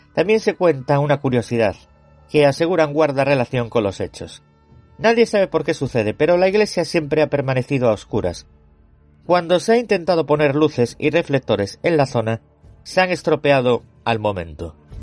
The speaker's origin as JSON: {"language": "Spanish", "region": "Galicia", "country": "Spain", "said": "yo soy gallego"}